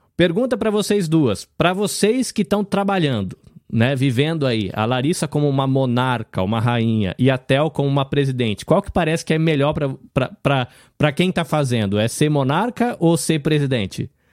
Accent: Brazil; eu sempre achei que eu tinha nascido no Brasil

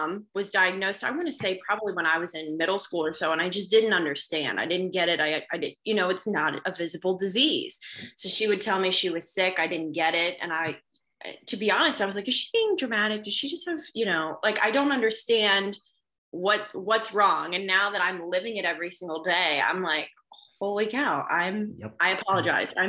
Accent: Cincinnati, Ohio, United States; now in West Virginia, United States; I currently live in West Virginia. I'm originally from Cincinnati, Ohio

